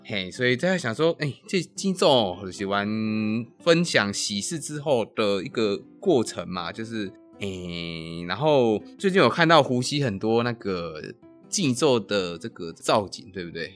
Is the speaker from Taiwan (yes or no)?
yes; Penghu County, Taiwan; 因为我也是澎湖人嘛